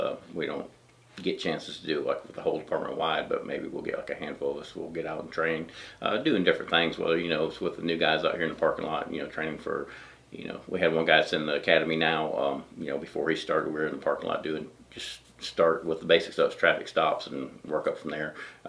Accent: Elbert County, Georgia, United States; moved away as an adult; now in Iva, United States; Elbert County, Georgia, just across the lake from here.

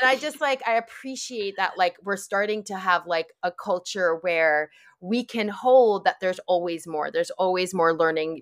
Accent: New York, United States; I grew up in New York

